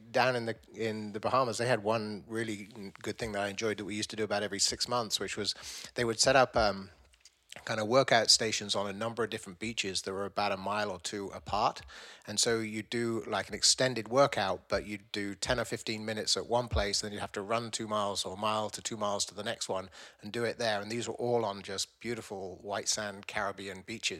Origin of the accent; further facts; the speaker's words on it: Vancouver, British Columbia, Canada; We're friends from Vancouver.